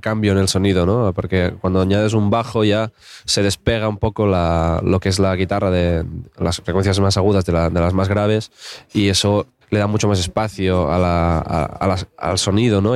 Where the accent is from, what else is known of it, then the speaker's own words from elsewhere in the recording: Alt Empordà, Catalonia, Spain; yo soy del Alampordá